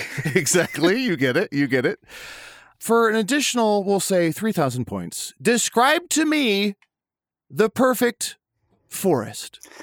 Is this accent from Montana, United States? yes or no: no; Chicago, Illinois, United States; moved away; I grew up around Chicago for some of my life